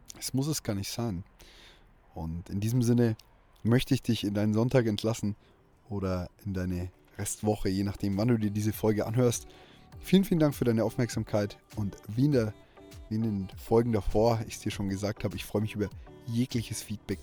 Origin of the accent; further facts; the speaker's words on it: small town in Bavaria, Germany; in meiner Heimatstadt die Personenmarke von mir irgendwie bereits in Kindheitstagen über meinen Namen definiert wurde